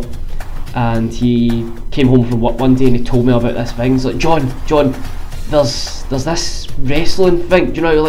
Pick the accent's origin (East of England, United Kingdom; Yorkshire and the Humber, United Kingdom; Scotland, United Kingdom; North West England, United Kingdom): Scotland, United Kingdom; Glasgow; I'm from Glasgow in Scotland